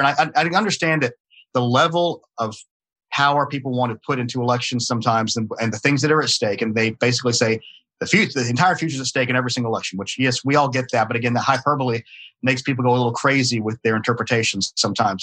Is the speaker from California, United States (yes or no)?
no; Atlanta, Georgia, United States; accent: not a heavy Southern accent; i'm born in georgia i was raised in georgia I don't have a really heavy Southern accent because I was raised in Atlanta